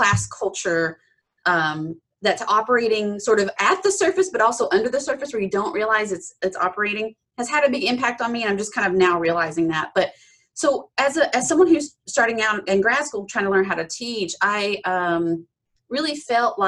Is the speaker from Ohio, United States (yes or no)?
no; Appalachia, East Tennessee, United States; I grew up in East Tennessee, sort of the foothills of the Smoky Mountains, Appalachia.